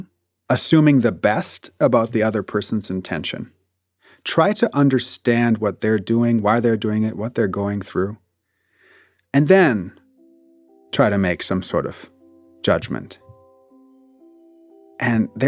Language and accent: English; Germany; moved away; I'm from Germany, and so my grandfather's generation was part of the movement